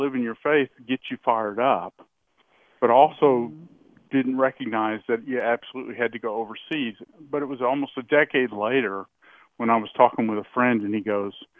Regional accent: United States; I was born in America

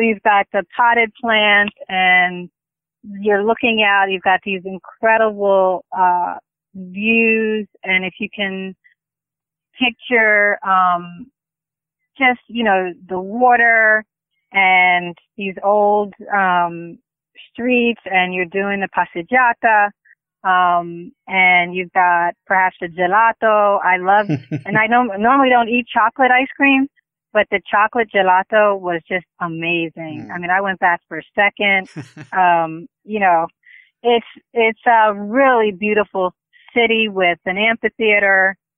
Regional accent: Philadelphia, Pennsylvania, United States; Yeah, we call them hoagies in Philly, but everybody else probably calls them submarine sandwiches or subs.

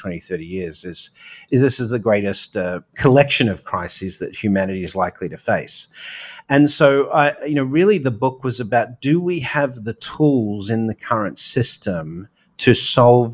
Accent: Australia; now in New York, United States; being an Aussie offshore

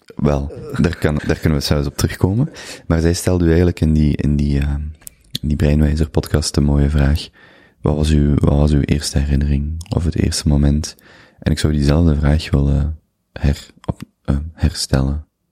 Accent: Limburg, Flanders, Belgium; moved away as an adult; also born or lived in Antwerp; Ik ben Limburger

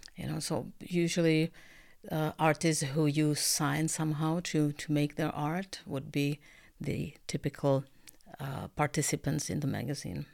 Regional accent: Czechia; moved away as an adult; also born or lived in Canada; I'm, uh, originally Czech, uh, however, I lived in Canada for eleven years

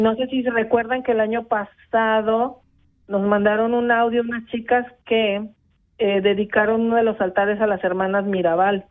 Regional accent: Mexico; now in Switzerland; nosotras como mexicanas

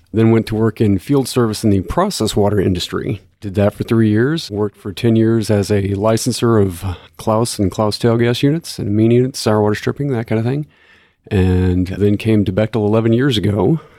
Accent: Corpus Christi, Texas, United States; I grew up in Corpus Christi

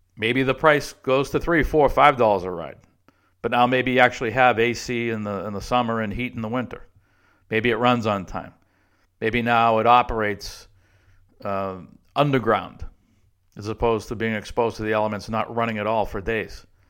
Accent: Boston, Massachusetts, United States; moved away; also born or lived in Texas; the M B T A, where I grew up in Boston

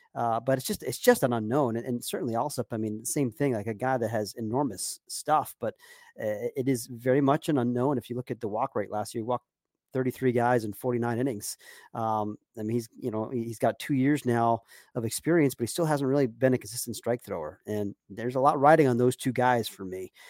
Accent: Durham, North Carolina, United States; my hometown of Durham, North Carolina

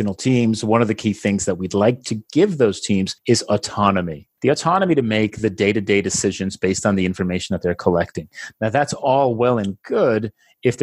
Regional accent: New Jersey, United States; now in Barcelona, Spain; I am originally from New Jersey. Today, I live in Barcelona, Spain

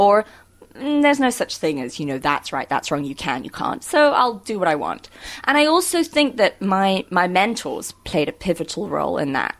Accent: Cape Town, Western Cape, South Africa; also born or lived in London; I was born in London. My parents are South African, and they moved to England during apartheid. Made me and my two siblings there, and we moved back in 91

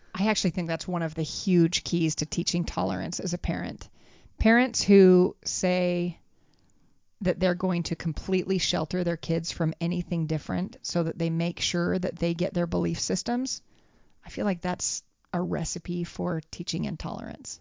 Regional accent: United States; We were like the, the typical Americans

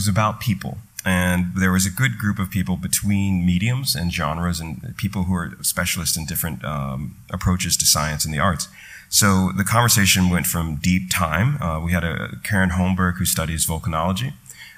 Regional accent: Washington, District of Columbia, United States; now in New York, United States; growing up in Washington, D.C. in this the ancient 70s, 80s

